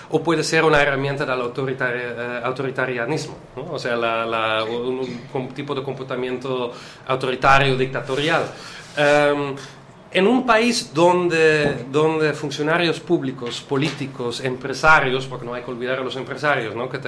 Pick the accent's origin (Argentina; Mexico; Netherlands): Netherlands; soy holandés. Holandés. Sí, holandés.